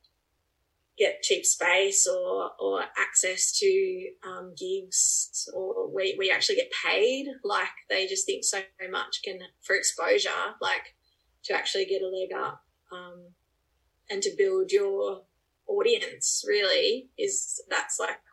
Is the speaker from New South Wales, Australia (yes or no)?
yes; Braidwood, New South Wales, Australia; also born or lived in North America; I grew up here in Braidwood, where I'm on the property I'm on now